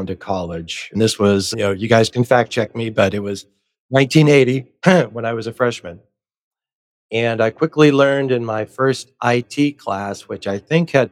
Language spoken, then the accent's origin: English; Northeast Ohio, United States; moved away; Scottish descent and growing up in Northeast Ohio as a child